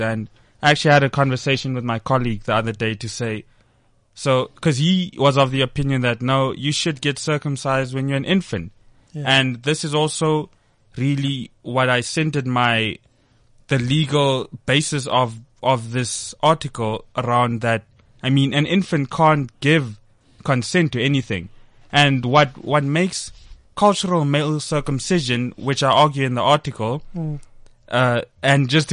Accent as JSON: {"language": "English", "country": "South Africa", "said": "myself being a South African"}